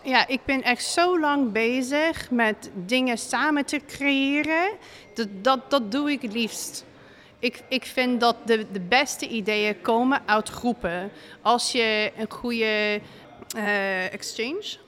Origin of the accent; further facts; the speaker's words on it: Seattle, Washington, United States; Dutch is a second language; moved away as an adult; also born or lived in Utrecht, Netherlands; now in Breda, Netherlands; ja, ik kom uit Amerika. Ik kom uit Seattle, Washington. En ik ben hier nu in Breda bijna vier jaar. Ik ben wel bezig met Nederlands leren 15 jaar